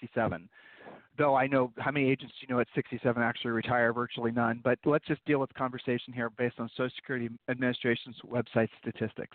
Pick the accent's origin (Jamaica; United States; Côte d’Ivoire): United States; Columbus, Ohio; Julie and I, and we grew up in Columbus, Ohio